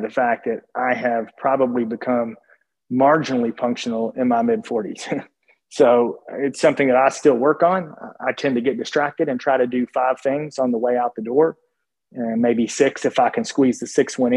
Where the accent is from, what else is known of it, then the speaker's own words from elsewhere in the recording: Williamsburg, Kentucky, United States; moved away; There's a small liberal arts school in Williamsburg, Kentucky called Cumberland College, or at least it was when I attended there